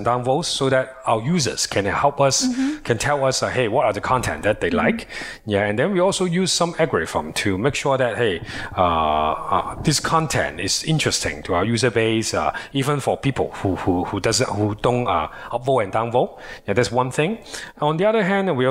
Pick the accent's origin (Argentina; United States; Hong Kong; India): Hong Kong; we are from Hong Kong